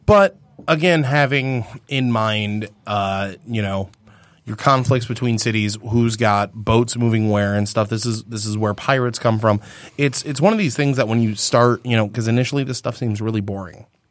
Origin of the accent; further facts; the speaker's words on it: Michigan, United States; we come from Michigan